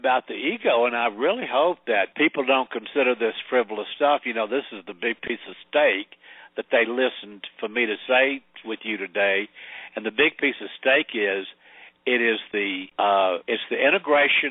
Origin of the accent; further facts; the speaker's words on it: the South, United States; also born or lived in Sedona, Arizona; I'm from the South